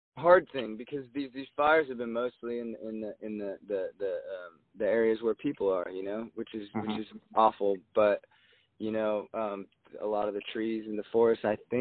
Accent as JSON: {"language": "English", "town": "Jacksonville", "region": "Oregon", "country": "United States", "tie": "born or raised there", "moved": "yes", "said": "My hometown, I'm from Jacksonville, which is about 6 miles outside of Medford"}